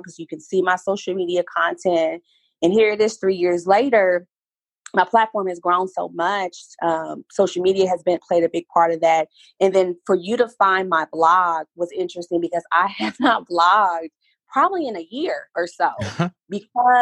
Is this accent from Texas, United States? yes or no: no; Oklahoma, United States; I'm from Oklahoma